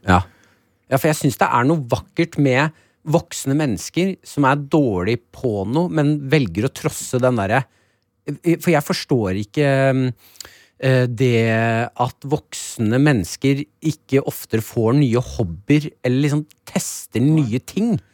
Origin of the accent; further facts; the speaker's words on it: Nesodden, Akershus, Norway; Jeg er jo fra Nesodden. Følelsen av at jeg eh, er så Nesodden-gutt